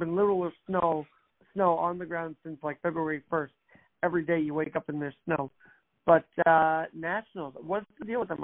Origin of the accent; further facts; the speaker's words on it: New York, United States; as a New Yorker